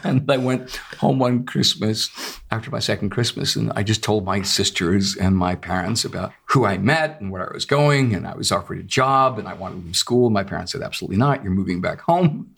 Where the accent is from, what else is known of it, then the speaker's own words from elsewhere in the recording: Lexington, Massachusetts, United States; having grown up in Massachusetts, in Lexington